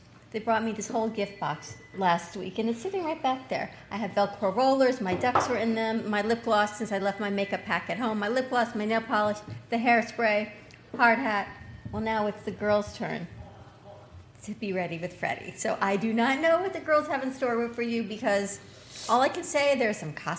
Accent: New York, United States; we're from New York.

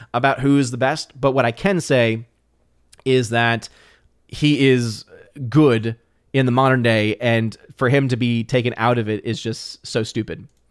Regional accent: New Orleans, Louisiana, United States; moved away as an adult; now in Chattanooga, United States; I'm originally from New Orleans

